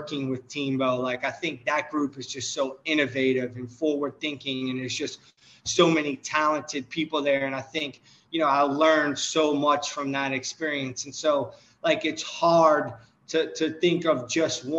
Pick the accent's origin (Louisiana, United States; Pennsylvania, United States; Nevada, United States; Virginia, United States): Louisiana, United States; New Orleans; I'm from New Orleans